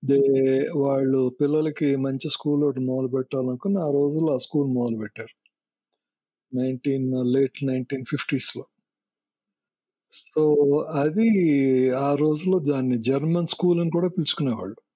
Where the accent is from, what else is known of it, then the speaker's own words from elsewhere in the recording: Vijayawada, Andhra Pradesh, India; born there; moved away; నేను పుట్టింది విజయవాడ నేను మైగ్రేట్ అయిపోయి వెళ్ళిపోయాం మేము లైక్ యూనో మెడ్రాస్ అంటాం మాకు ఏంటంటే Madras is an emotion Chennai is a city అంటాం